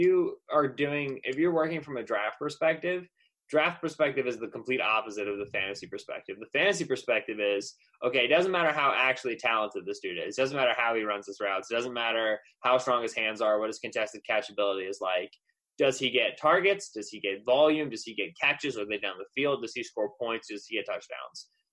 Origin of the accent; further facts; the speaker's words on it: Eastern Pennsylvania, United States; moved away as an adult; now in Michigan, United States; So I grew up in Eastern Pennsylvania